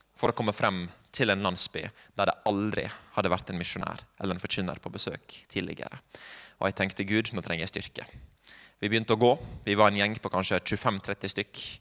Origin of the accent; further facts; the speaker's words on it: Sunnmøre, Møre og Romsdal, Norway; moved away; also born or lived in Bergen; jeg er sunnmøring